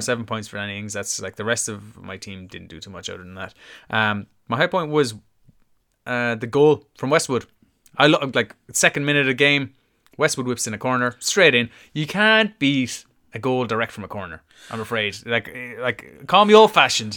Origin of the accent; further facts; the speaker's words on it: Ireland; as an Irishman